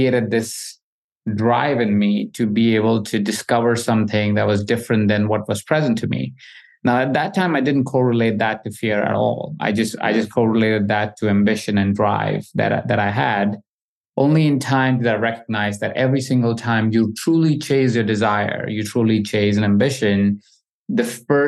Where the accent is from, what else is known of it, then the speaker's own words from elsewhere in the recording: Jaipur, Rajasthan, India; I grew up in India in a small city, Jaipur, and I grew up really humbly